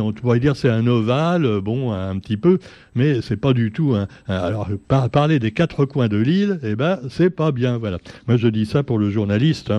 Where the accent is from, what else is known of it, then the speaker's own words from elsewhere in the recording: Paris, Île-de-France, France; now in Réunion; d'origine, déjà, je suis né à Paris